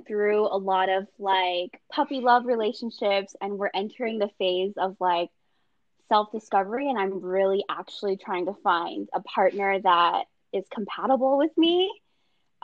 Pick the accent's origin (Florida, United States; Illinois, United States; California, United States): California, United States; Southern; also born or lived in Davis / Seattle; I am born and raised in Southern California